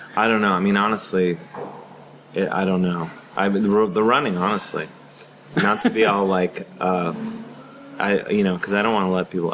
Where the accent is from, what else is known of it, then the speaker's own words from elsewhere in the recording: Cleveland, Ohio, United States; I'm from Ohio, I'm from Cleveland, Ohio.